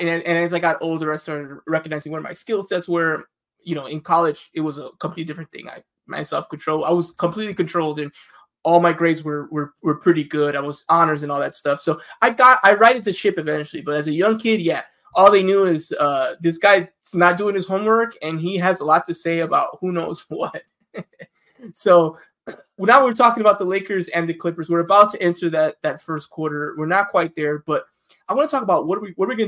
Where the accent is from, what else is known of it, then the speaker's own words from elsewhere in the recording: Chicago, Illinois, United States; now in Los Angeles, United States; I'm originally from Chicago. That's where I grew up